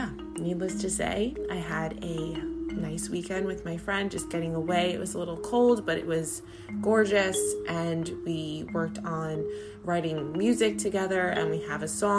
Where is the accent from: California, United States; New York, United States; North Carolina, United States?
New York, United States; I'm from New York